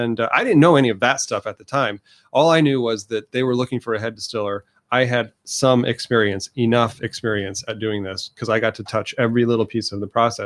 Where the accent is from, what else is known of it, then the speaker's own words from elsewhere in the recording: Indiana, United States; I was from Northern Indiana, home of some of the best whiskeys in the world.